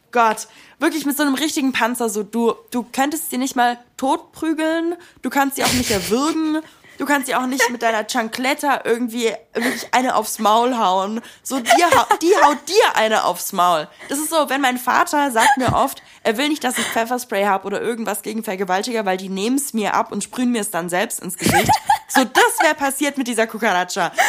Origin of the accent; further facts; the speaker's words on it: Stuttgart, Baden-Württemberg, Germany; also born or lived in Buenos Aires; ich bin, wie gesagt, in Stuttgart aufgewachsen